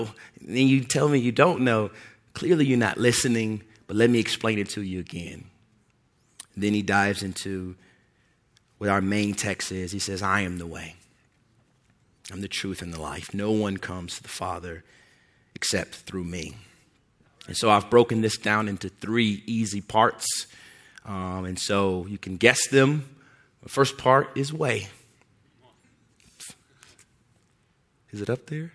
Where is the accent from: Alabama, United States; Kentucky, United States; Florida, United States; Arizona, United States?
Kentucky, United States; Louisville; moved away; also born or lived in southern Indiana; I grew up in Louisville, Kentucky, there's ways in which we talk in Louisville, Kentucky